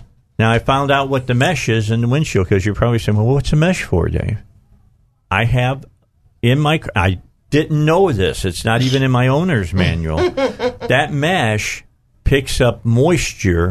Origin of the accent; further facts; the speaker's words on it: Hammond, Indiana, United States; moved away as an adult; also born or lived in Gary, Indiana; Northwest Indiana. I was born in Gary